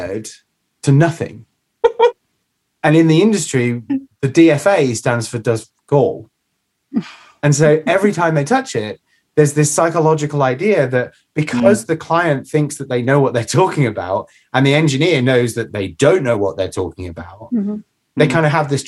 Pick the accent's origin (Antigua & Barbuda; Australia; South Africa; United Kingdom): United Kingdom; as Brits, as Brit engineers